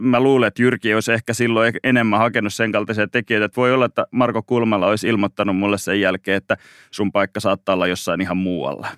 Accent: Mikkeli, South Savo, Finland; now in Helsinki, Finland; mä oon Mikkelistä kotoisin

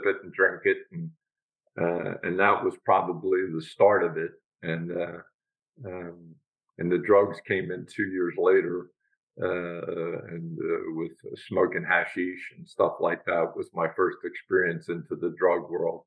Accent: Philadelphia, Pennsylvania, United States; also born or lived in Feasterville, Bucks County, Pennsylvania; I grew up in Northeast Philadelphia, and until the age of 9, and then we moved to Feasterville, Bucks

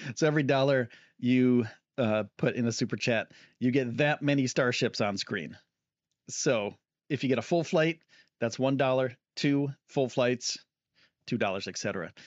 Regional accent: Northeast, United States; I'm from the Northeast

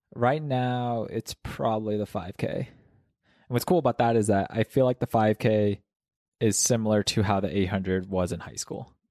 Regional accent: Kansas, United States; now in Mammoth Lakes, United States; I was born in Kansas, no altitude there

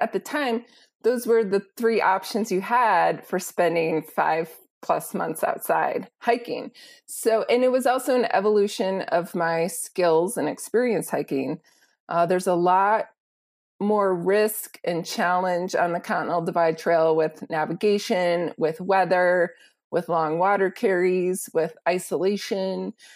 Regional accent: Wisconsin, United States; moved away as an adult; also born or lived in Illinois / Burkina Faso; I grew up in the Midwest in Wisconsin

